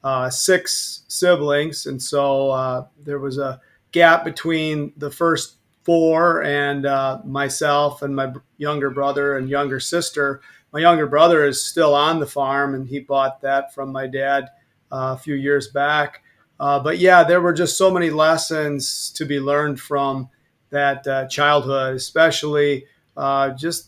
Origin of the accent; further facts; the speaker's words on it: Argyle, Wisconsin, United States; I grew up on a dairy farm between Argyle and Monticello, about 7 miles out of Argyle.